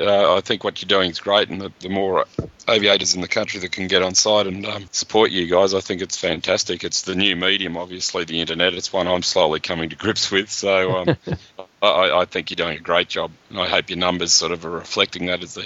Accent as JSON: {"language": "English", "town": "Parramatta", "region": "New South Wales", "country": "Australia", "tie": "born or raised there", "said": "I remember being a schoolboy growing up near Parramatta"}